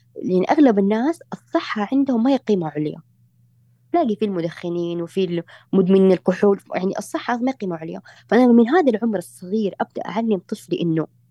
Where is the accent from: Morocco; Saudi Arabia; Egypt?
Saudi Arabia; انا سعوديه